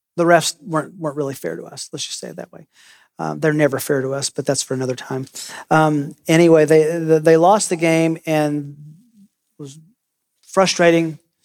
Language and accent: English; Tennessee, United States; I grew up in Tennessee